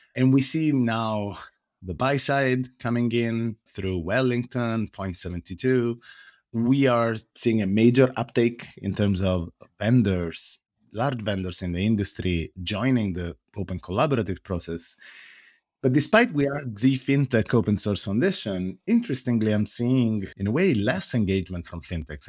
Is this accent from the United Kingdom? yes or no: no; Italy; accent: Italian; English is a second language; now in San Francisco, United States; As you can probably hear from my accent, I am Italian, but I'm based in the Silicon Valley.